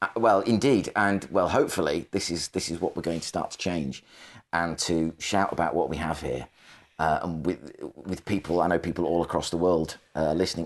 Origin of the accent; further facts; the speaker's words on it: the Northwest, North West England, United Kingdom; moved away; I'm from the Northwest